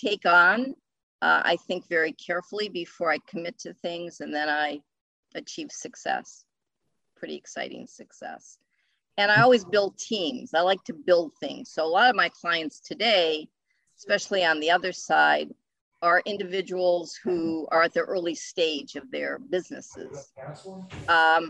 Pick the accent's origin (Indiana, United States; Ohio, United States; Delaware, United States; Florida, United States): Ohio, United States; moved away as an adult; now in New England, United States; I'm from the Midwest. I'm from Ohio